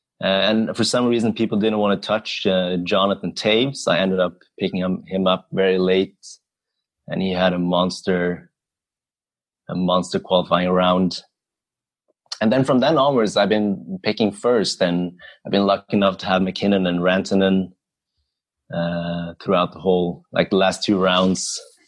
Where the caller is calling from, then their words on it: Oslo, Norway; So hi, everyone. So … I am drafting from Oslo, Norway.